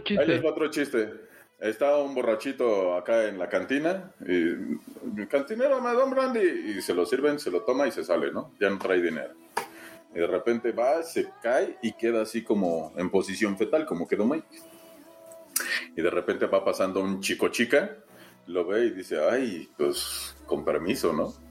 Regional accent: Mexico; como mexicanos

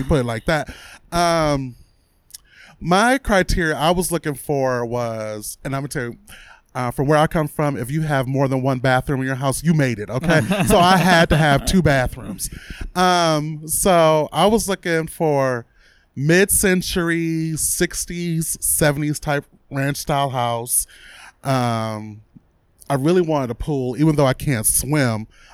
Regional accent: Pontiac, Michigan, United States; moved away as an adult; now in Arizona, United States; I'm from Pontiac, which is about a half hour north of Detroit

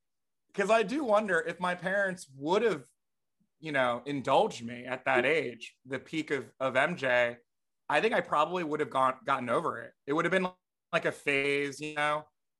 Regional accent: New Jersey, United States; growing up in Jersey

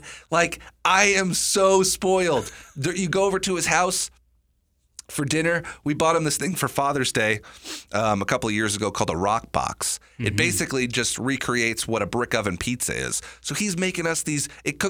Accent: Long Island, New York, United States; But I grew up in Long Island. My dad owned and ran a pizzeria.

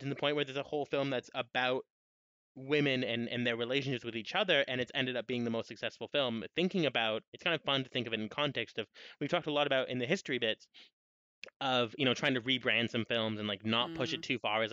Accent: Canada; As a Canadian

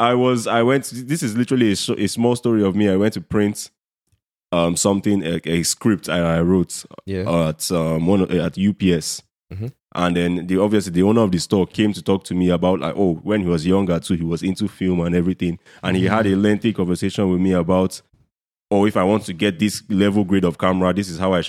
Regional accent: Nigeria; Nigerians ourselves

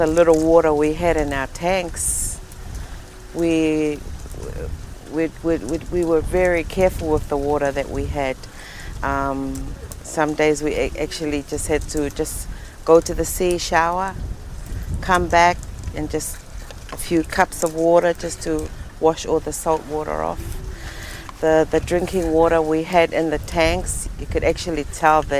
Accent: Atafu, Tokelau; I come from Atsafu Tokelau, one of the three villages or atolls in Tokelau

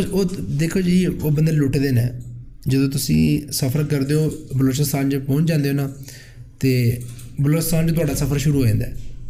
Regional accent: Narowal, Punjab, Pakistan; میں بیسیکلی ناروال کا رہنے والا ہوں

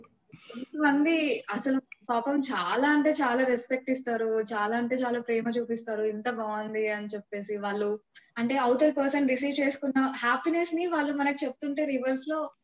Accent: Kurnool, Andhra Pradesh, India; moved away; అప్పట్లో మాది కర్నూలు

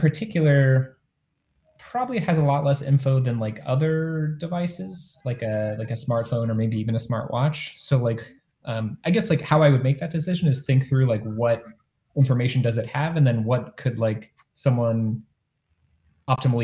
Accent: Ohio, United States; moved away as an adult; also born or lived in Cleveland, Ohio; now in San Francisco Bay Area, United States; I grew up in the Midwest, largely in Ohio

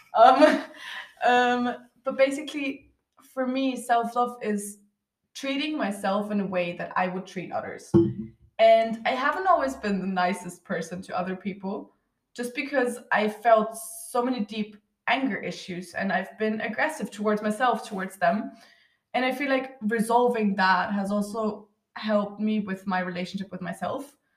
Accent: Austria; I'm from Austria

